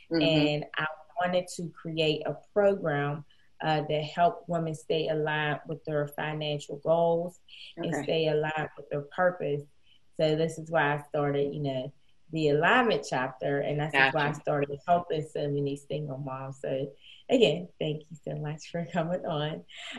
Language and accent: English; Pittsburgh, Pennsylvania, United States; I'm from Pittsburgh, PA.